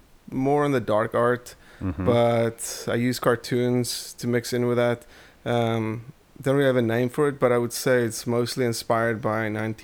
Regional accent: Port Elizabeth, Eastern Cape, South Africa; also born or lived in Namibia; Port Elizabeth. I was born in Port Elizabeth, but I lived all over South Africa. Lived in Namibia as well, in Windhoek, which is another country.

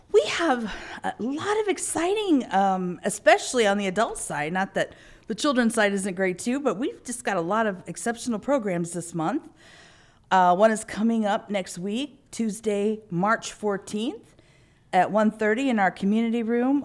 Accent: Illinois, United States; growing up in Illinois

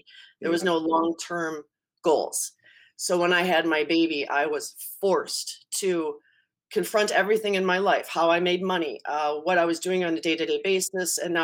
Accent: St. Paul, Minnesota, United States; also born or lived in Cleveland, Ohio / Eden Prairie, Minnesota; I grew up in St. Paul.

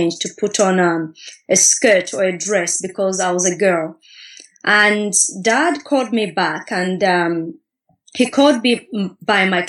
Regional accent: Katete, Eastern Province, Zambia; growing up in Katete

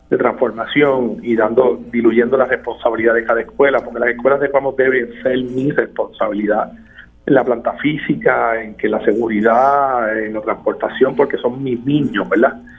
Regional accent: Coamo, Puerto Rico; con mucha gente, industriales, comerciales de mi pueblo, comerciantes de mi pueblo, padres, directores, directores actuales. De hecho, la idea sale de uno de ellos, de escuela superior, profesor, doctor eh, Cardona o sea que no el secretario de Educación, Cardona, el el director de la José Felipe Saya de Coamo.

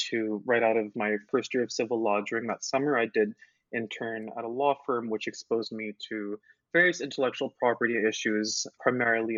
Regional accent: Montreal, Quebec, Canada; although I was from Montreal, my French wasn't incredible.

